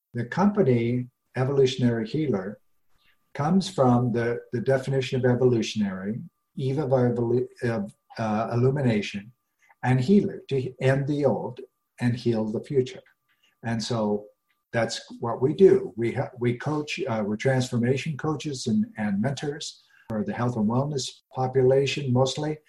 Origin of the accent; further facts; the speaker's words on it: Rocky Mountains, United States; I grew up in the Rocky Mountains